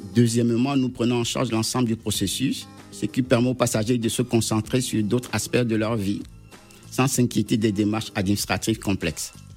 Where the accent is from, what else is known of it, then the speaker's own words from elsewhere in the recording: Togo; je suis originaire du Togo